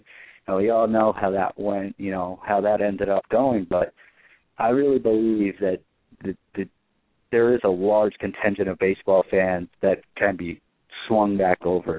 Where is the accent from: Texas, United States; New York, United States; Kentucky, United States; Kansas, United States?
New York, United States; New York City; I grew up in Queens